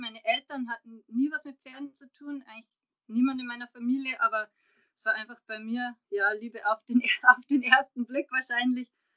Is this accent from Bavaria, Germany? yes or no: yes; Passau, Bavaria, Germany; moved away as an adult; now in Munich, Germany; bin ursprünglich aus Passau, bin lebe aber jetzt schon seit 2009 in München